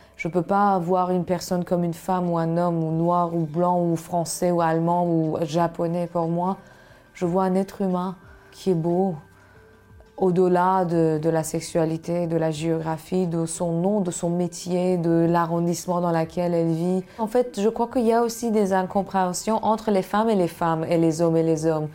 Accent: Iran; French is a second language; moved away as an adult; je suis née dans un pays comme l'Iran

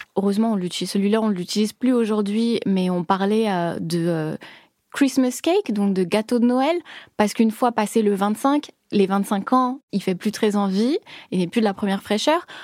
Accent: France; moved away as an adult; now in Tokyo, Japan; en tant que Française

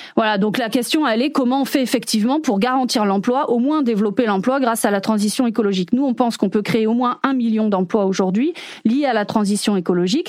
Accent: France; nous-mêmes en tant que Français

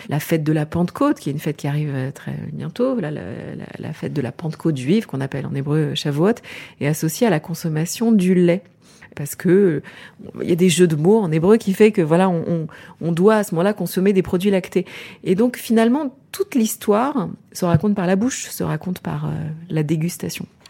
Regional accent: Champagne, Grand Est, France; j'ai grandi euh, en Champagne, dans la région champenoise

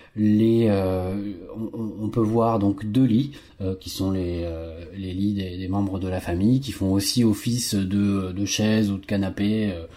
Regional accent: France; nos agriculteurs chez nous en France

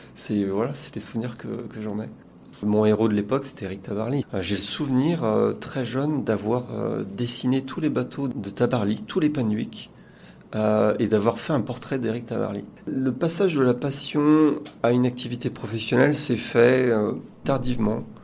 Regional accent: Saint-Malo, Brittany, France; je suis originaire de Saint-Malo

